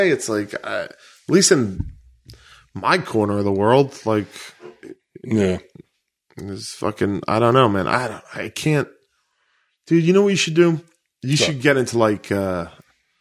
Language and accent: English; New York City, New York, United States; I grew up on Staten Island.